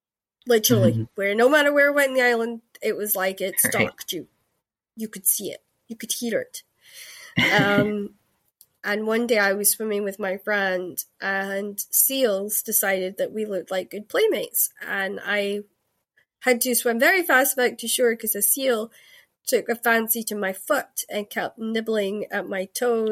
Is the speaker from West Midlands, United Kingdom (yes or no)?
no; Scotland, United Kingdom; accent: Scottish; This is my podcast accent. If you actually heard like my Scottish, it's like very thick and fast, and this is my Cali. They call it my Cali accent because I had a lot of American friends who sort of taught me how to speak slower and better.